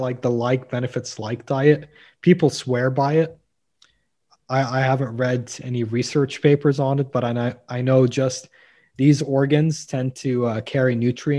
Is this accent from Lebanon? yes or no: yes; Lebanon; moved away; growing up in Lebanon